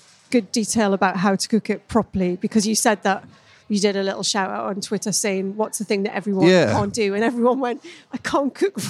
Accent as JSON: {"language": "English", "town": "Newcastle upon Tyne", "region": "North East England", "country": "United Kingdom", "tie": "born or raised there", "said": "Greg's are from my hometown."}